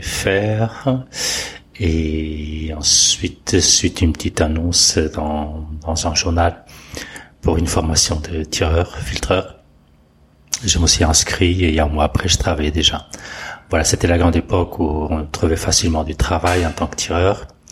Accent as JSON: {"language": "French", "country": "Portugal", "tie": "born or raised there", "moved": "as an adult", "lives_now": "France", "said": "je suis né au Portugal. Euh, j'ai fait toute mon, ma scolarité. Euh, mon service militaire aussi"}